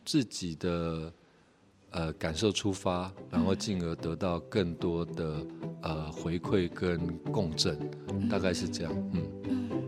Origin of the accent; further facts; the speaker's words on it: Taiwan; 甚至是我们台湾传统的，呃，议政文化